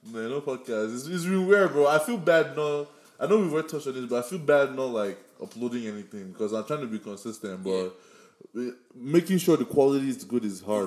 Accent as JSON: {"language": "English", "country": "Nigeria", "accent": "Nigerian", "moved": "yes"}